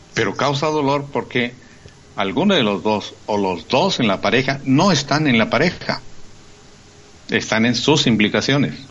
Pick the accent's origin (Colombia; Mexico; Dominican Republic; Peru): Mexico; Chiapas; moved away; soy de Chiapas.